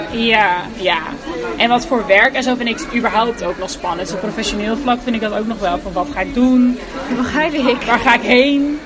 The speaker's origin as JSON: {"language": "Dutch", "town": "Houten", "region": "Utrecht", "country": "Netherlands", "also_born_or_lived": "Delft", "said": "Wij komen dan uit Houten, dus iedereen woonde gewoon daar en dat was de vaste plek"}